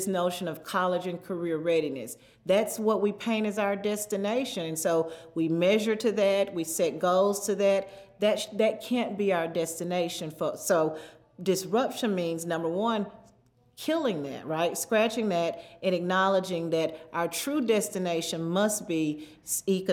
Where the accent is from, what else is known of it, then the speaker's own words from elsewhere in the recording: Mississippi Delta, rural Arkansas, United States; moved away; I grew up in the Delta, in the Deep South, the Mississippi Delta in rural Arkansas